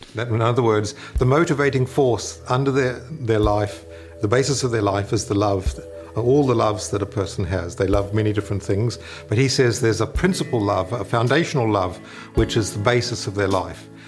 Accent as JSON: {"language": "English", "country": "New Zealand", "tie": "born or raised there", "moved": "as an adult", "lives_now": "United States", "said": "I'm from, I was born in New Zealand originally, and, and when I was there as a, as a university student"}